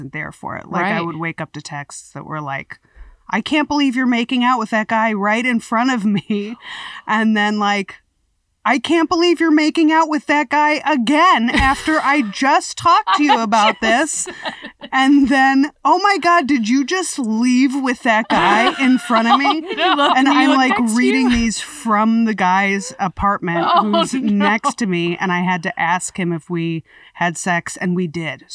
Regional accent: Wisconsin, United States; now in Los Angeles, United States; I'm from Wisconsin.

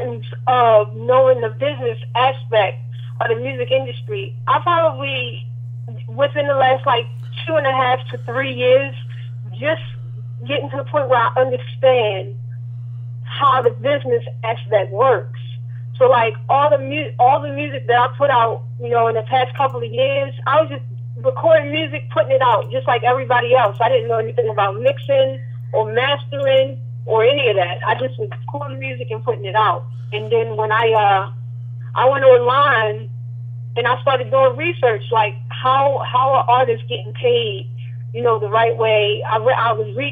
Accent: Jacksonville, Florida, United States; also born or lived in Baltimore, Maryland; now in Raleigh, United States; Yes, I was born in Baltimore. I was raised in Jacksonville, Florida.

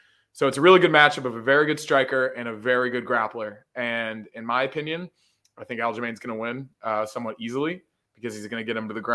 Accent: Buffalo, New York, United States; Born and raised in North Buffalo.

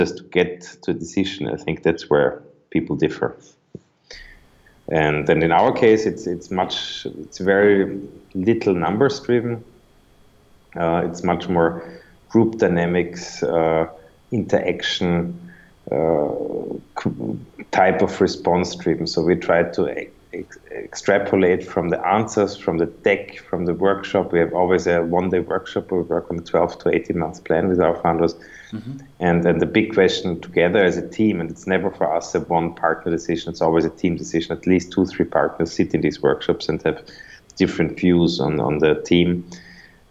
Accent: Vienna, Austria; also born or lived in New York, United States; I grew up in Vienna, Austria.

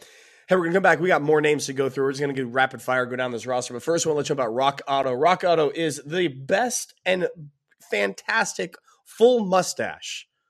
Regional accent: West Coast, United States; I live on the West Coast. I grew up on the West Coast. Let me tell you, football is poor out there.

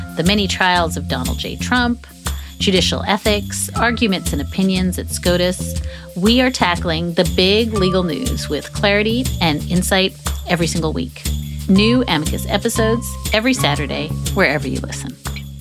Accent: United States; I'm an American, I'm 46

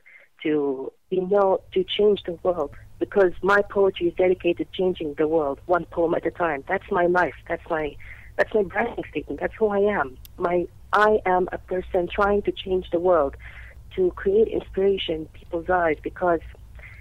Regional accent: Kuwait; in my country, in Kuwait over here

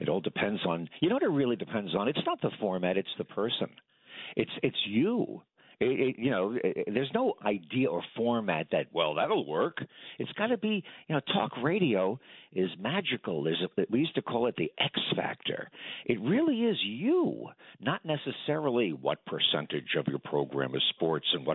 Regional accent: New York, United States; I grew up in New York.

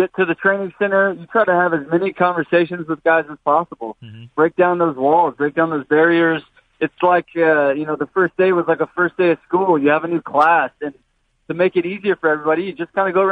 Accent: Mission Viejo, California, United States; moved away as an adult; also born or lived in Vancouver; I grew up in Mission Viejo, about an hour south from here.

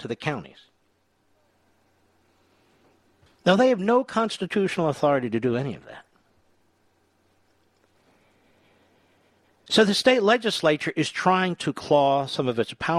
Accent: Pennsylvania, United States; Commonwealth of Pennsylvania, my home state

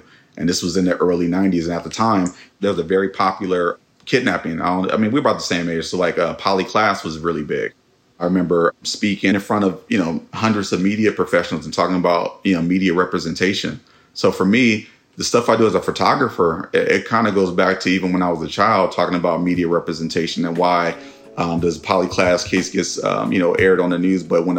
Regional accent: Oakland, California, United States; 96 and Sunnyside. That's, stomping grounds.

